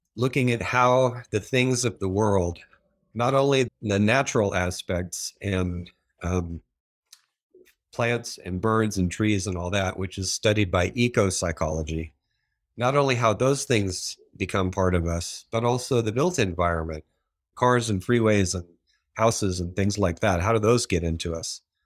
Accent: San Diego, California, United States; I'm originally from Southern California. I was born in San Diego

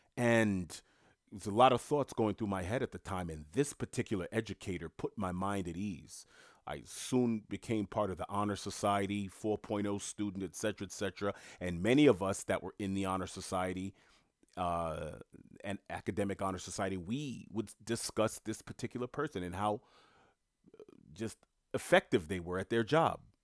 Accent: New York City, New York, United States; moved away; I'm born and raised in Queens

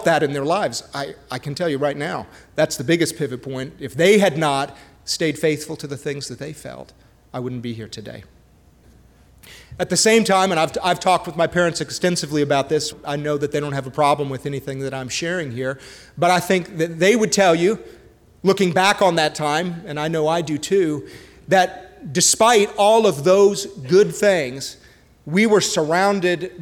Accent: Montreal, Quebec, Canada; I was born and raised up in Canada, in Montreal.

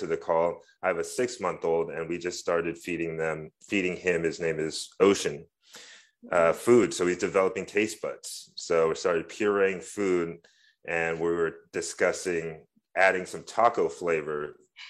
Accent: San Francisco, California, United States; Born and raised in San Francisco

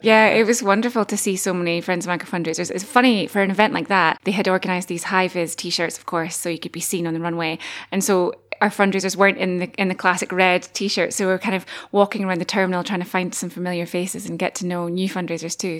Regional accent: Dumfries and Galloway, Scotland, United Kingdom; now in Aberdeen, United Kingdom; originally from Dumfries and Galloway, about as far away as you can get from Aberdeen, staying in the same country

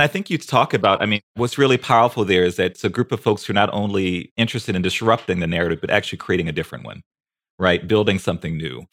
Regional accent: New Orleans, Louisiana, United States; moved away; I'm a New Orleans boy

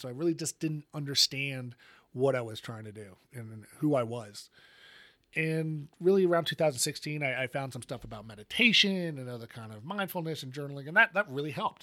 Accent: Colorado, United States; my home state of Colorado

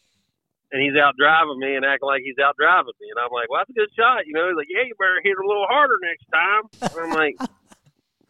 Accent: United States; accent: redneck

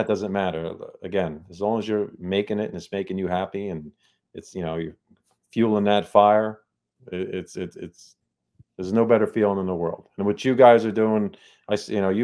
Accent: New Jersey, United States; I'm from Jersey

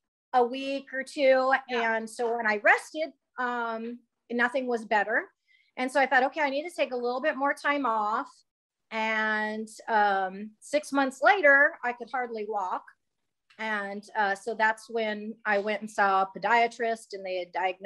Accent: Edmond, Oklahoma, United States; I'm from Edmond, Oklahoma

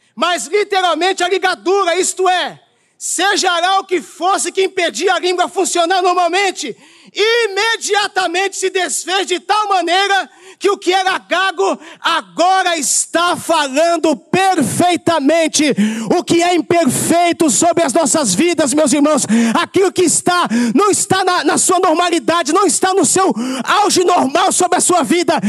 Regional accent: São Paulo, Brazil; now in Rio de Janeiro, Brazil; Eu, como um bom paulista

